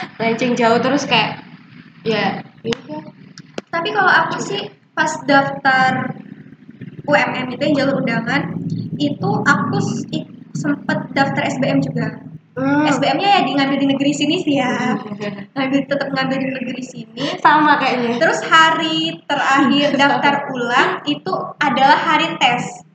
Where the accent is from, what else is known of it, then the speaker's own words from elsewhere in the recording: Malang, East Java, Indonesia; kita orang Malang